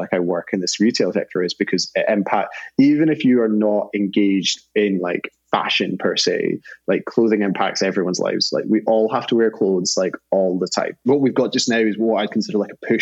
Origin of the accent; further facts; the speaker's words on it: Scotland, United Kingdom; I'm Scottish